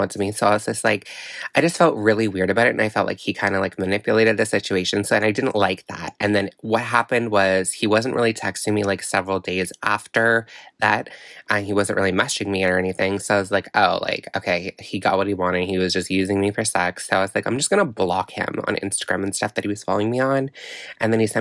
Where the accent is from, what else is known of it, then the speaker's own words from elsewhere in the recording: Miramichi, New Brunswick, Canada; He's from my hometown, Miramichi, New Brunswick